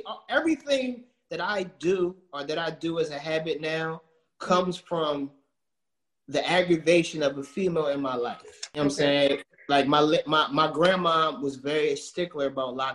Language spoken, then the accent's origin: English; Philadelphia, Pennsylvania, United States